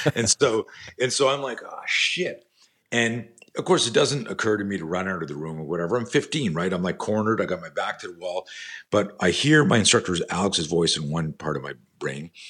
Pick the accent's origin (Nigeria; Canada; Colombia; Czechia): Canada; now in United States; I grew up in Canada